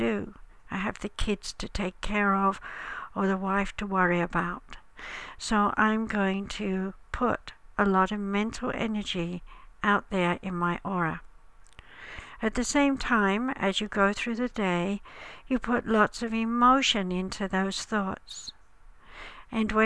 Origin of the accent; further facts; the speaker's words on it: United Kingdom; As I'm British